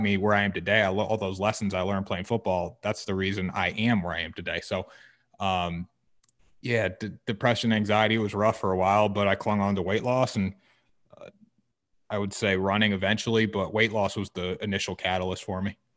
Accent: Essex, Connecticut, United States; I'm from Essex, Connecticut

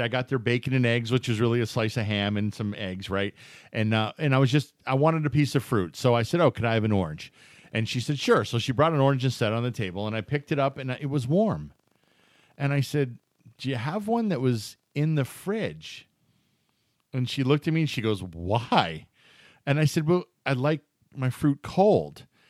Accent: Erie, Pennsylvania, United States; moved away as an adult; I grew up in Erie, Pennsylvania

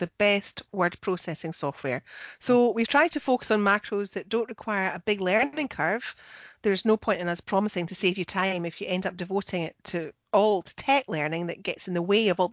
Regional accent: Scotland, United Kingdom; I'm the Scottish one.

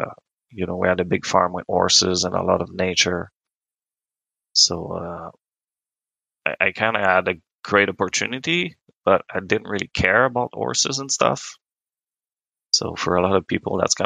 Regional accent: Quebec, Canada; first language French; English is a second language; Grew up on a farm in Quebec

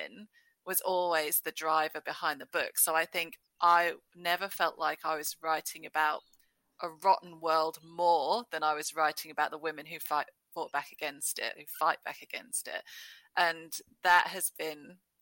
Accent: Norwich, East of England, United Kingdom; moved away as an adult; also born or lived in Blackburn, Lancashire; now in Perth, Australia; I was born in Blackburn in Lancashire, but I grew up in Norwich in Norfolk

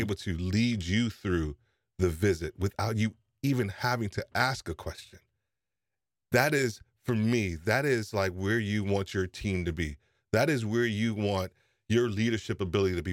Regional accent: New York, United States; I'm from New York

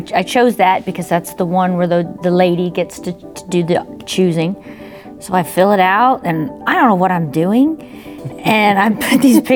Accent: Webbers Falls, Oklahoma, United States; I grew up in a really small town in northeastern Oklahoma, Weber's Falls

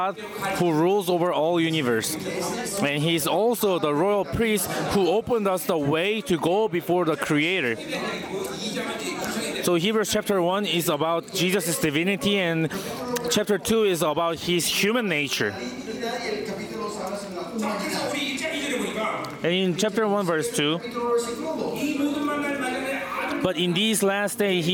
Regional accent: South Korea; first language Korean; English is a second language; I'm a Korean

